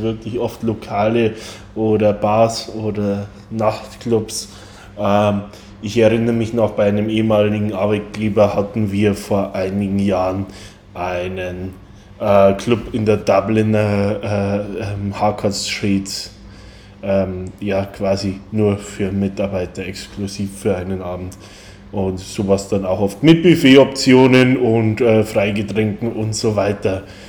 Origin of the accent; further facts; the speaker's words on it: Bavaria, Germany; now in Ireland; Als Bayer und als jemand, der schon in früher Kindheit immer ein begeisterter Christkindlmarktgänger war